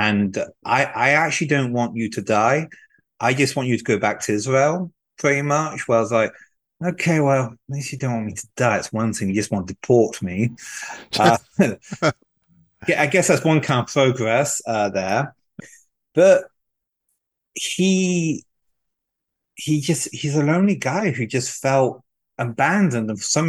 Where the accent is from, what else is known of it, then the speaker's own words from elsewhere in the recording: France; now in United States; I grew up in poverty in France